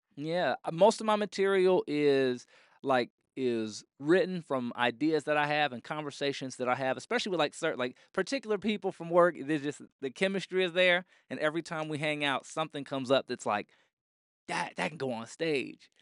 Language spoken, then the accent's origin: English; Orlando, Florida, United States; now in Phoenix, United States; I'm from Orlando, Florida. That's home.